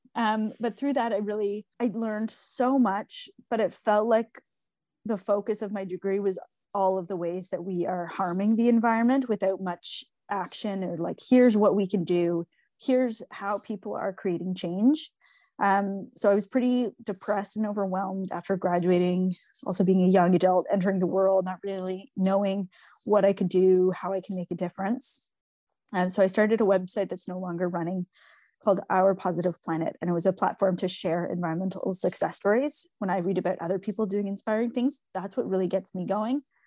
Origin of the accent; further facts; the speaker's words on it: Toronto, Ontario, Canada; I grew up in Toronto, on Toronto Island, um, which was a really special place to grow up